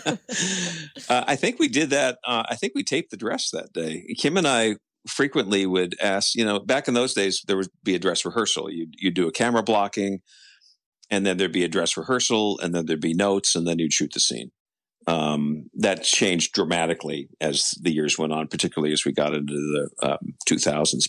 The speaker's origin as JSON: {"language": "English", "town": "Los Angeles", "region": "California", "country": "United States", "tie": "born or raised there", "also_born_or_lived": "East Coast", "moved": "as an adult", "said": "I was born and raised in Los Angeles"}